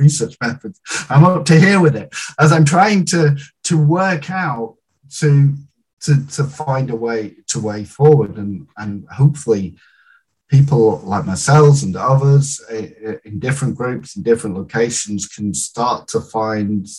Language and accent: English; United Kingdom; I'm British through and through